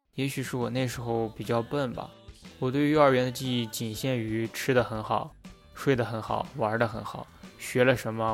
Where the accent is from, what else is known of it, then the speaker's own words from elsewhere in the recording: Ordos, Inner Mongolia, China; 我呢，是一个出生在内蒙古小城镇厄尔多斯的帅气男孩